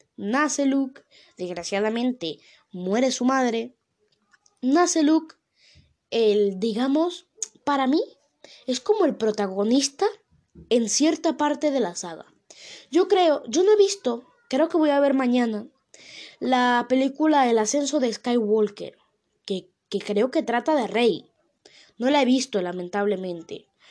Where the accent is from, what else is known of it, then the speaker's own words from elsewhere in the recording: Venezuela; now in Spain; yo soy de Venezuela